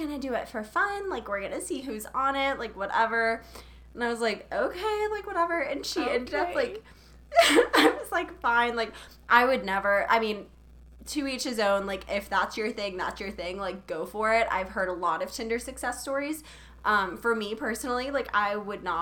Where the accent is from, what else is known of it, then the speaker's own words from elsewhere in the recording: Charleston, South Carolina, United States; I'm from Charleston, which is where Outer Banks was filmed